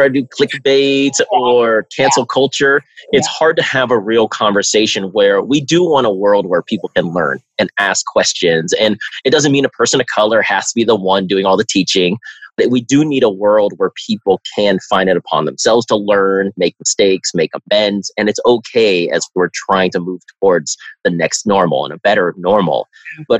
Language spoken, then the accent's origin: English; Bay Area, California, United States; I'm from the Bay Area